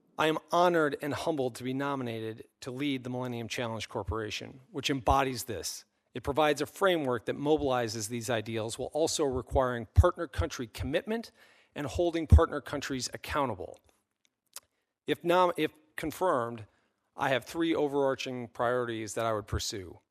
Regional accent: Minnesota, United States; also born or lived in England; since I was a boy growing up in Minnesota

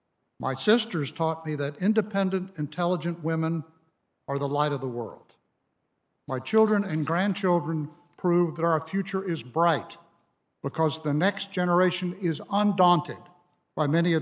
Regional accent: Birmingham, Alabama, United States; I grew up in Alabama and graduated from high school in Birmingham when the United States was confronting its own crisis in democracy during the 1960s.

